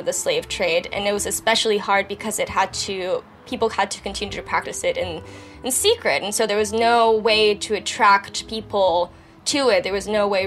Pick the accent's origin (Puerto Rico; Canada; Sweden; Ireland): Puerto Rico; San Juan; I'm from San Juan, Puerto Rico. I grew up there.